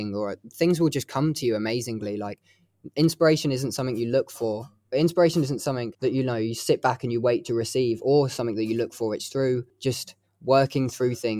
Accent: Hertfordshire, East of England, United Kingdom; moved away as an adult; now in Leeds, United Kingdom; I'm actually from Hertfordshire, which is, you know, just above London. I moved to Leeds for uni and then stuck to it like glue.

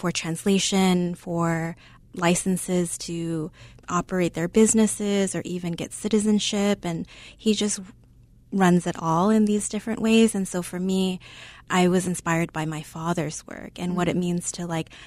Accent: Chicago, Illinois, United States; born or raised there

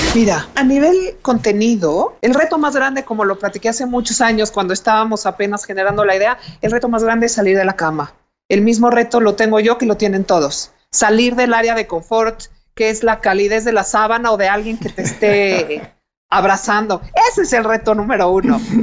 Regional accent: Mexico; como mexicanos

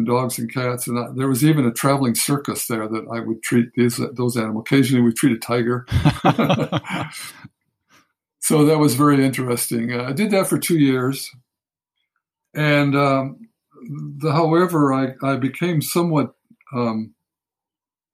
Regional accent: Los Angeles, California, United States; I grew up in Los Angeles, a big city

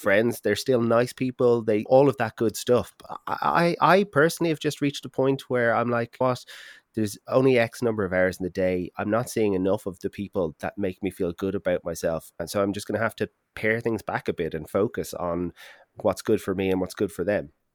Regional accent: Ireland; as an Irish person

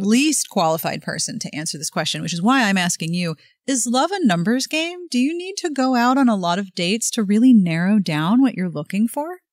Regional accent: Pittsburgh, Pennsylvania, United States; now in Los Angeles, United States; I am from Pittsburgh

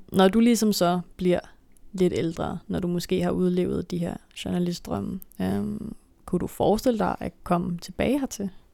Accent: Denmark; jeg er jo dansker

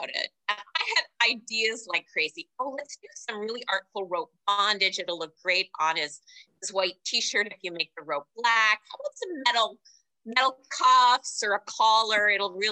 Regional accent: Canada; also born or lived in Los Angeles; now in New York City, United States; I grew up in Canada

